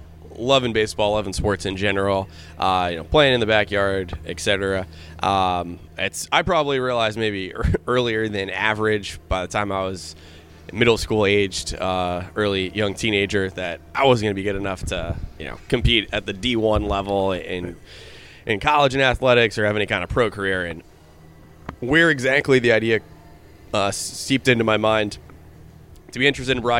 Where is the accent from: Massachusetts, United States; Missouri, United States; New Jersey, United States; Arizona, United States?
New Jersey, United States; Edison; also born or lived in Red Bank, New Jersey; grew up in Edison, New Jersey, which is the fifth largest municipality in the state of New Jersey